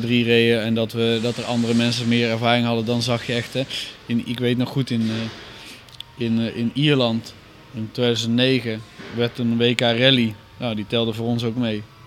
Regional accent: Netherlands; ik kom uit Nederland

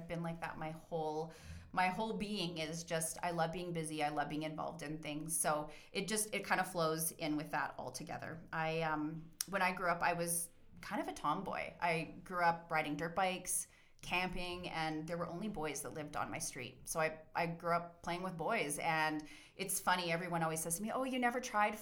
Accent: Calgary, Alberta, Canada; also born or lived in Bearspaw / Cochrane; So I'm a native Calgarian, born and raised in Calgary

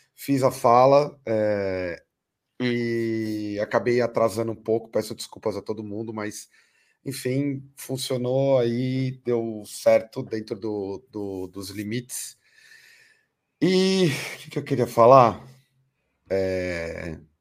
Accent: Brazil; a gente vive enquanto brasileiros

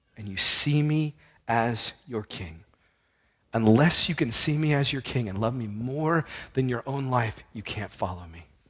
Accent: Houston, Texas, United States; I grew up in Houston

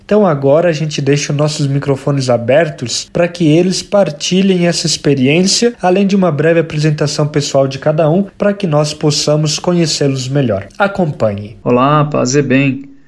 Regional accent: Vinhedo, São Paulo, Brazil; now in Petrópolis, Brazil; sou natural de Vinhedo, São Paulo

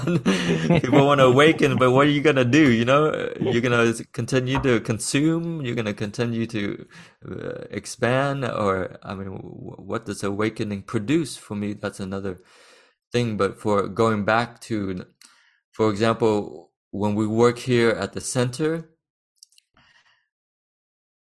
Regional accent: Texas, United States; born or raised there; moved away as an adult; now in France

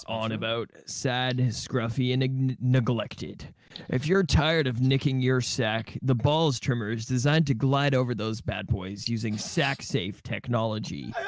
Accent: Canada; I'm Canadian

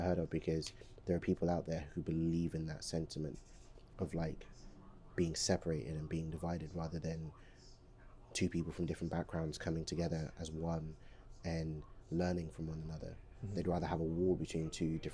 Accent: London, United Kingdom; also born or lived in Democratic Republic of the Congo; most of what I remember growing up has been the UK, has been London.

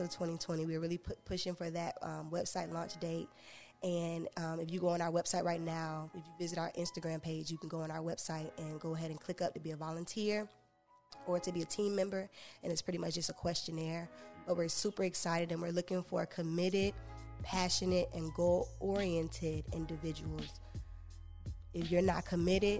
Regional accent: Sanford, Florida, United States; I'm from Sanford

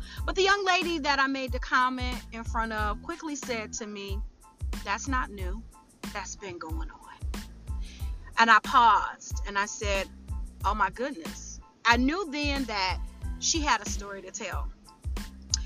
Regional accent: Detroit, Michigan, United States; my hometown, the Detroit area

